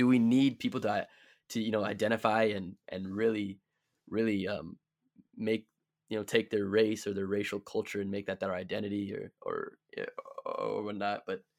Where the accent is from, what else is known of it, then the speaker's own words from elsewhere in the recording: Delavan, Wisconsin, United States; Like, or think about like growing up in Delavan, right? We both did, right? Like, I think what, 2% of the city is black, maybe less.